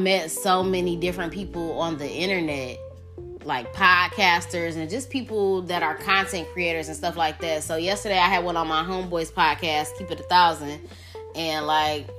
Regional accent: Detroit, Michigan, United States; I'm from Detroit. Every nigga from Detroit got hustle in their blood

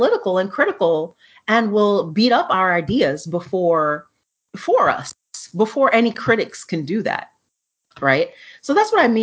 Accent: New York City, New York, United States; we're from New York City

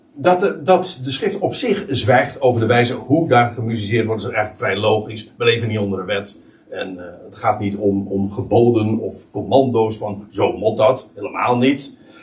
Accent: Netherlands; voor ons als als, als Nederlanders

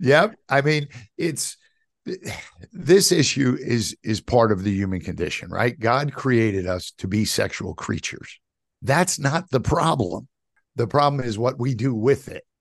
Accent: New York City, New York, United States; my kind of younger years when I grew up in New York City

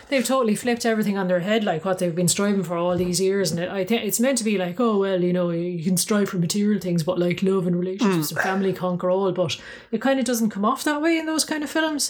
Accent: Ireland; we're both Irish.

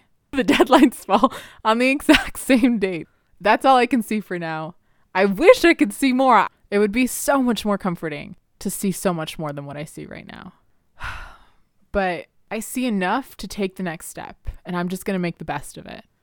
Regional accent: Canada; English is a second language; I literally was six years old and we had gotten to Canada and I was sitting in the ESL room

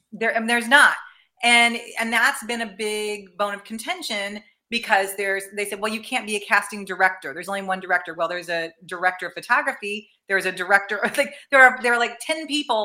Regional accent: Danville, Illinois, United States; also born or lived in St. Louis, Missouri; now in Los Angeles, United States; dick van dyke earlier being from my hometown

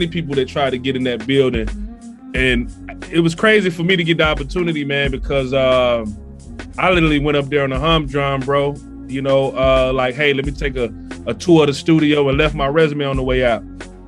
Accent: Tallahassee, Florida, United States; I'm originally from Tallahassee, Florida

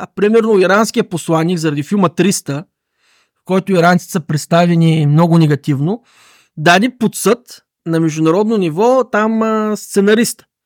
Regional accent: Asenovgrad, Plovdiv Province, Bulgaria; аз съм от Аселнов град, често хода в Пловдив

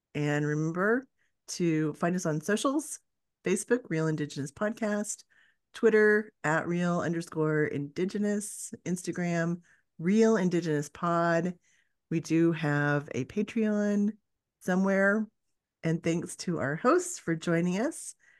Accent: Oklahoma, United States; I grew up in Oklahoma

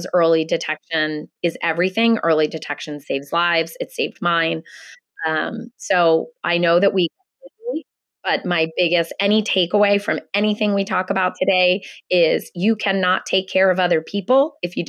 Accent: Philadelphia, Pennsylvania, United States; moved away as an adult; I am born and raised in Philadelphia. I've lived in lots of other places, but I have been back in Philly with my family probably about 12 years now.

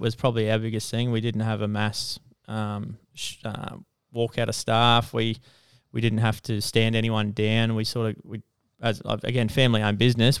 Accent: Toowoomba, Queensland, Australia; I come from Toowoomba, so I'm pretty much born and bred in Toowoomba.

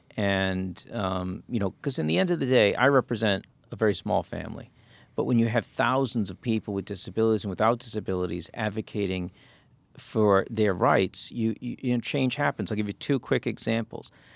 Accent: United States; as an American

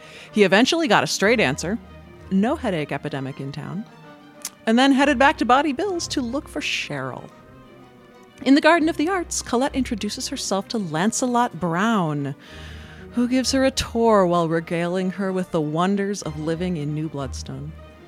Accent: France; born there; You know, I was born in France.

